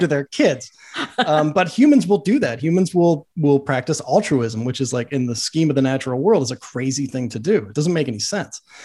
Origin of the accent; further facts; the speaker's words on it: Boston, Massachusetts, United States; I grew up in Boston